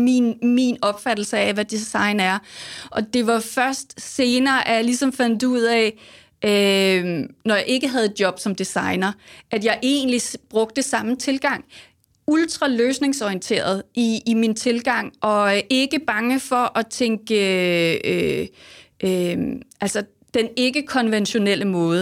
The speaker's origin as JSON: {"language": "Danish", "country": "Denmark", "said": "som danskere"}